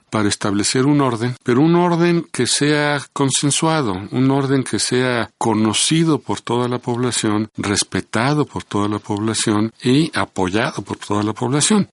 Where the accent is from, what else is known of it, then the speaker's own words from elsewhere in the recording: Mexico; como mexicano